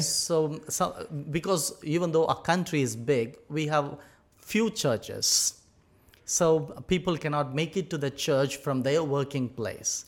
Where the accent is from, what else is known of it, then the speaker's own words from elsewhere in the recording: Tamil Nadu, India; moved away as an adult; now in United Arab Emirates; I'm from uh, India, southern part of India, a state called Tamil Nadu.